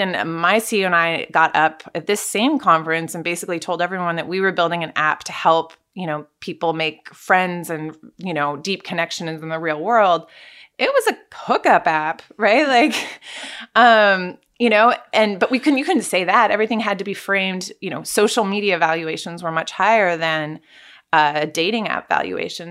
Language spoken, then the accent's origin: English; California, United States; moved away as an adult; also born or lived in Russia; I grew up in California